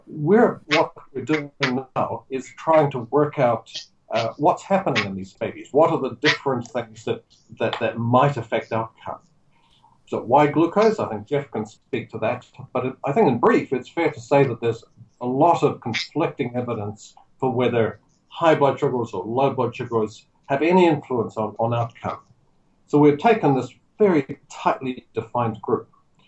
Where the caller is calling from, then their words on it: Auckland, New Zealand; I'm calling you from Auckland today.